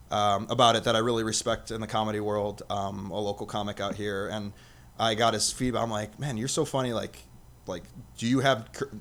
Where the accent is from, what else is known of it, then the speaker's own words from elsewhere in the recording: Las Vegas, Nevada, United States; I'm from Vegas, I'll tie that in and we'll go from there.